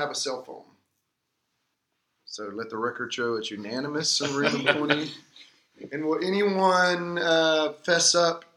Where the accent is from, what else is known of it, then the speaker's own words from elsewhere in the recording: Georgia, United States; I was growing up in Georgia